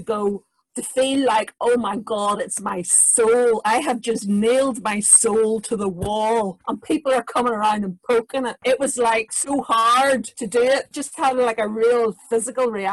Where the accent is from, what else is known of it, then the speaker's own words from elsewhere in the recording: Northern Ireland, United Kingdom; I was born in Northern Ireland